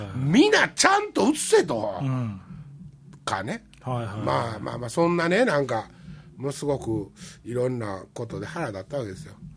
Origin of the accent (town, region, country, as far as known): Wakayama, Japan; born or raised there